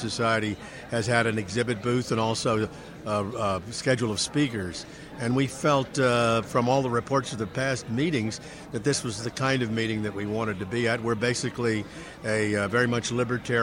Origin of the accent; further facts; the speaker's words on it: Maryland, United States; I'm from Maryland